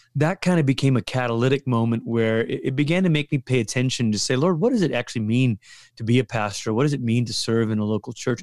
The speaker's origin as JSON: {"language": "English", "country": "Malaysia", "tie": "born or raised there", "also_born_or_lived": "Portland, Oregon / Colorado", "moved": "as an adult", "said": "I'm from Malaysia"}